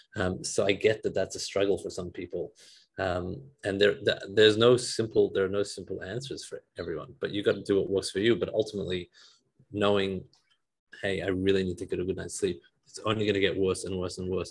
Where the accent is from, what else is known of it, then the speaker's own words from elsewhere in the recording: Sydney, New South Wales, Australia; now in Detroit, United States; I come from Sydney, Australia, currently living in Detroit.